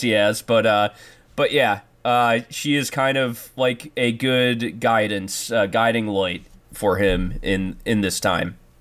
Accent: Detroit, Michigan, United States; I'm from Metro Detroit

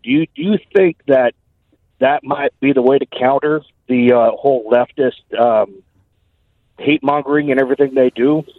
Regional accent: Camas, Washington, United States; I grew up in Camas

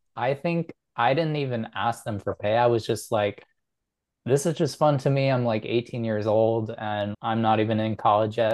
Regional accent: Chicago, Illinois, United States; I grew up in the Chicago area

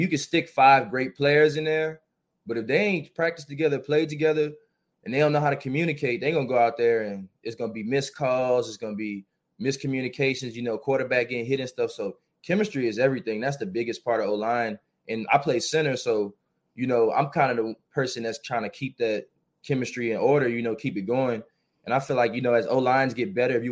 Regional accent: New Orleans, Louisiana, United States; I grew up in New Orleans.

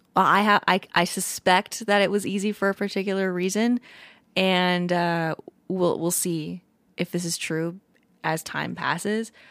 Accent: Hawaii, United States; I was born in Hawaii and my mom and dad listened to a lot of Hawaiian music

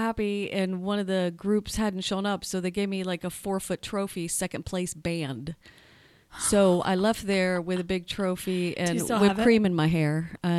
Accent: Sarasota, Florida, United States; moved away as an adult; also born or lived in Louisville, Kentucky; now in Los Angeles, United States; I grew up in Sarasota, it's an artsy

